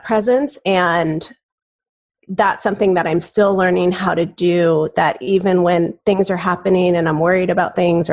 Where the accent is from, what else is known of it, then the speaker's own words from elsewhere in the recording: Southern California, United States; moved away as an adult; now in Arizona, United States; I grew up in California, in Southern California, and I moved out to Arizona as a graduate student